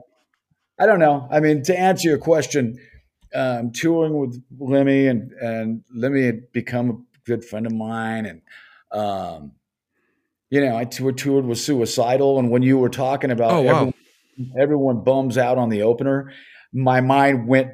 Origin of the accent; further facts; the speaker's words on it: Los Angeles, California, United States; I was born and raised in Los Angeles